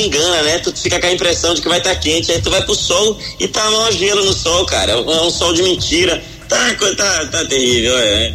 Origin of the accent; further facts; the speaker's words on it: Belém, Pará, Brazil; now in São Paulo, Brazil; Eu sou de Belém. Eu hum. sou de hum. Belém do Pará.